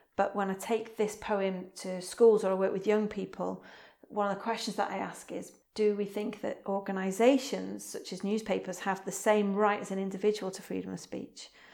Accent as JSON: {"language": "English", "town": "Wrexham", "region": "Wales", "country": "United Kingdom", "said": "I am a poet from Wrexham, North Wales"}